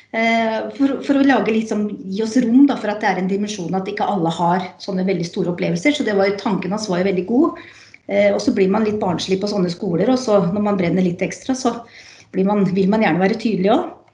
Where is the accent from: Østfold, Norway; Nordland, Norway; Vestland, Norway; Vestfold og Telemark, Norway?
Vestfold og Telemark, Norway; Skien; Jeg er fra Skien